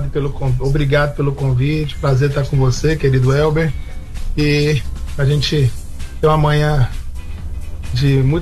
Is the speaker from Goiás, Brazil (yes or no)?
yes; Goiânia, Goiás, Brazil; Sou de Goiânia mesmo, uhum. né? Sou goiano, eu, minha esposa, Adriane, minhas filhas Helena e Heloísa.